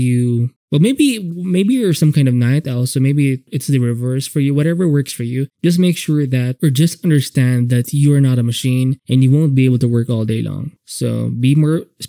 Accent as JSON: {"language": "English", "country": "Philippines", "said": "I'm Filipino, so we have pancit canton"}